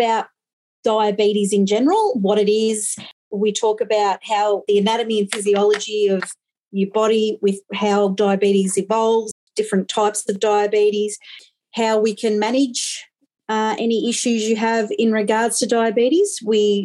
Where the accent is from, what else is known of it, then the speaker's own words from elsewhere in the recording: Victoria, Australia; also born or lived in Western Australia; I am from Victoria